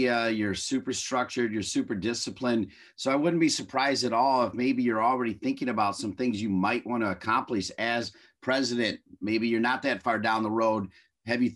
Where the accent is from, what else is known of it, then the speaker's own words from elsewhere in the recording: Toledo, Ohio, United States; I'm from Toledo